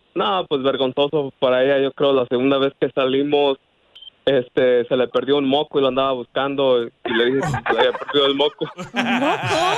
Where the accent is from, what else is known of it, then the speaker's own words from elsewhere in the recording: Zamora, Michoacán, Mexico; De Zamora, Michoacán.